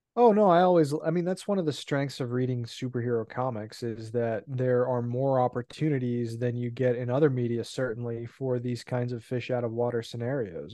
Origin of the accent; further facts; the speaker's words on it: California, United States; I was born in California